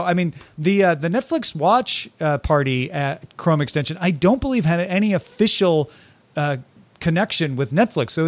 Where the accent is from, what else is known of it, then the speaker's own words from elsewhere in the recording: Greenville, Illinois, United States; moved away; where I grew up in Greenville, Illinois